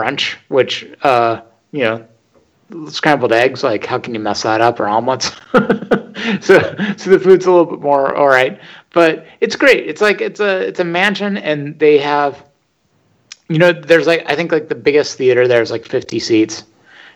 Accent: Northern California near San Francisco, United States; also born or lived in Los Angeles; I grew up in Northern California near San Francisco

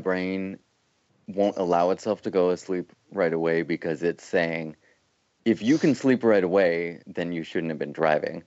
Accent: Canada; as a Canadian

